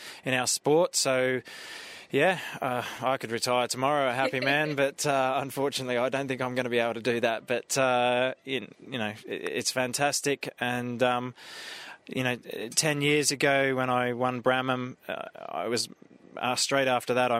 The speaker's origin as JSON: {"language": "English", "country": "Australia", "said": "being Australian"}